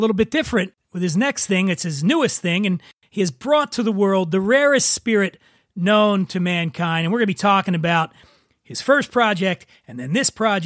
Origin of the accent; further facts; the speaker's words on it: Philadelphia, Pennsylvania, United States; also born or lived in Cheltenham, Pennsylvania; I was born in Frankfurt as well